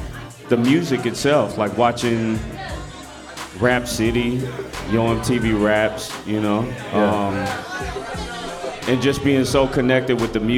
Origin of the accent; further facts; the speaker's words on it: California, United States; I'm originally from the East Bay, Bay Area, California